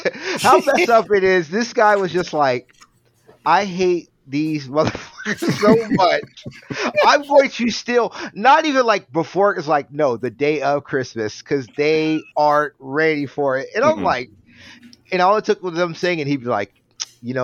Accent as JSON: {"language": "English", "region": "Alabama", "country": "United States", "said": "I'm from Alabama."}